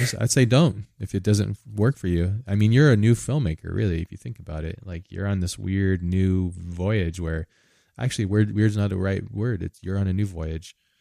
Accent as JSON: {"language": "English", "country": "United States", "said": "I'm from America"}